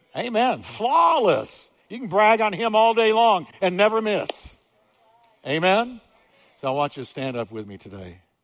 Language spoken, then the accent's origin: English; New York, United States; I'm from New York, don't hold it against me. I'm from New York